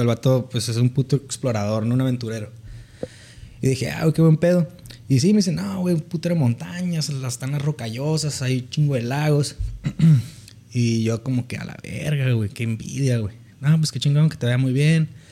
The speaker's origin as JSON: {"language": "Spanish", "town": "Mexicali", "region": "Baja California", "country": "Mexico", "tie": "born or raised there", "said": "Soy originario de Baja California, de Mexicali, Baja California."}